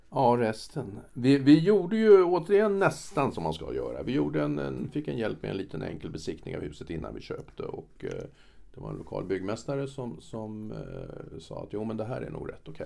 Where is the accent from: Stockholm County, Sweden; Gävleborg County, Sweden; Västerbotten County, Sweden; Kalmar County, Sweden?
Stockholm County, Sweden; Stockholm; also born or lived in France; now in Stockholm, Sweden; Som gammal stockholmare